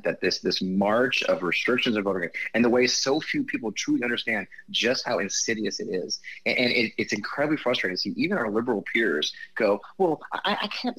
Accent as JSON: {"language": "English", "region": "Missouri", "country": "United States", "tie": "born or raised there", "said": "I grew up in Missouri"}